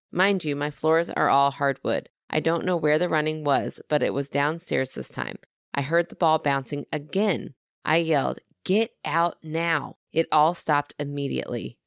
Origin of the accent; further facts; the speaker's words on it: Southern, United States; accent: Southern; my Southern accent.